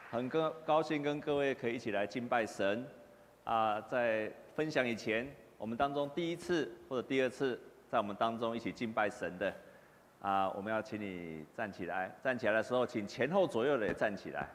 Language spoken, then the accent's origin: Chinese; Taiwan; 我们台湾人